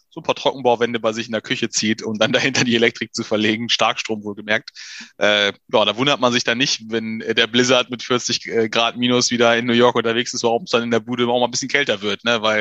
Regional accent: Germany; übrigens, als Deutscher packt man, also für uns ist das ja

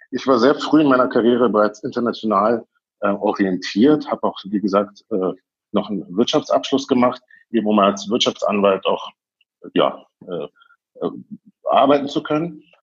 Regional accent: Berlin, Germany; moved away as an adult; now in Moscow, Russia; Ähm, ich bin äh, ja in Berlin groß geworden, in West-Berlin äh, in Berlin zugelassener Anwalt auch.

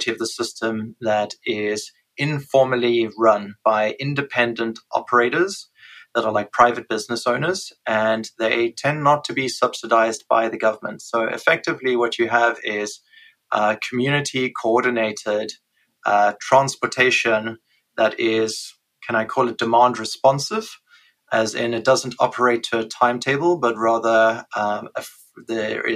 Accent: South Africa; moved away as an adult; I was born in South Africa and grew up there the first 30 years of my life

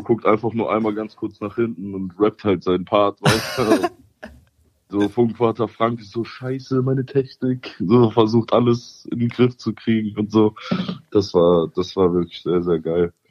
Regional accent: Cologne, North Rhine-Westphalia, Germany; weil ich bin ja Kölner

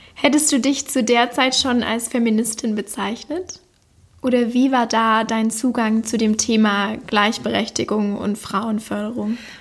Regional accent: Backnang, Baden-Württemberg, Germany; moved away; in meiner Heimatstadt Backnang aufgenommen. Backnang liegt in der Nähe von Stuttgart und somit im Schworbeländle

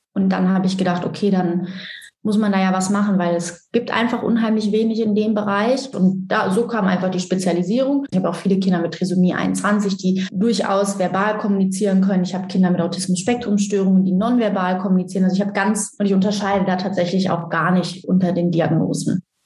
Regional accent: Cologne, North Rhine-Westphalia, Germany; Ich komme, wie schon gesagt, aus Köln

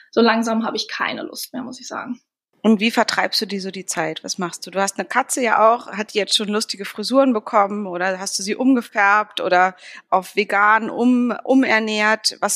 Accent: Berlin, Germany; da geht es so um Berlin direkt nach der Wende, also Ostberlin und das ist für mich als Berlinerin, aber auch generell ein ganz spannendes Wendebuch

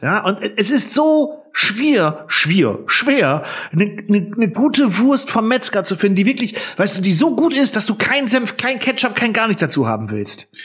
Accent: Northern Germany, Germany; ich als Norddeutscher

